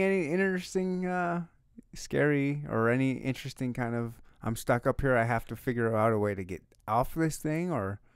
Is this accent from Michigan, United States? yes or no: yes; Michigan, United States; now in Kansas City, United States; I was born and raised in Michigan